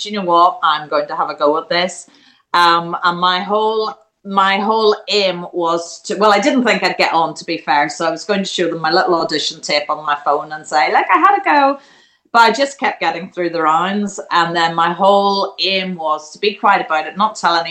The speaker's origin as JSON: {"language": "English", "country": "Ireland", "moved": "yes", "lives_now": "England", "said": "I love being from Ireland. I am Irish through and through"}